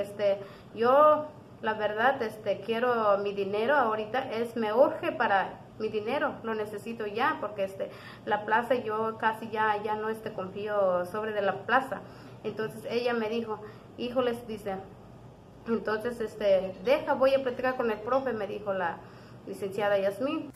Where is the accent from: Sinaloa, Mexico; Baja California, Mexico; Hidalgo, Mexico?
Hidalgo, Mexico; Yahualica; vengo de la comunidad de Susolpa, municipio de Yagualita